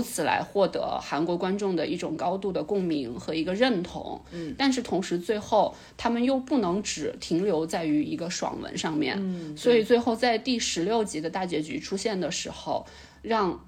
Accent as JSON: {"language": "Chinese", "country": "China", "said": "我作为一个中国人"}